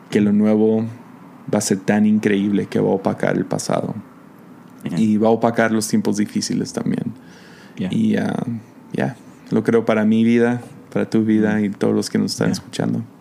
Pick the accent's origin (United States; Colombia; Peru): United States; now in Mazatlán, Mexico; Estamos mexicano viviendo en Estados Unidos, yo soy gringo